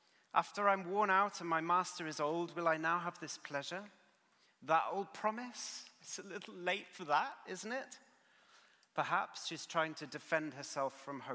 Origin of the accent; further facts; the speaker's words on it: United Kingdom